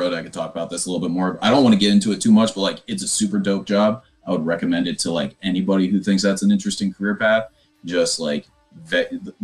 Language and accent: English; Kansas City, United States; moved away as an adult; now in Chicago, United States; I actually just moved up to Chicago about a year ago. I'm from Kansas City